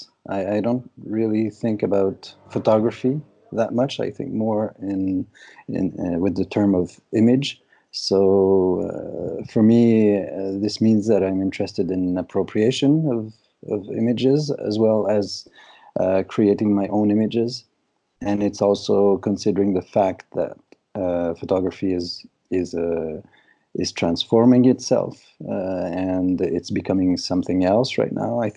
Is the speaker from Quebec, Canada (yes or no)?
yes; Montreal, Quebec, Canada; moved away as an adult; also born or lived in Brooklyn, New York; I'm from Montreal, basically. And I moved to Brooklyn, in 2000 and six or seven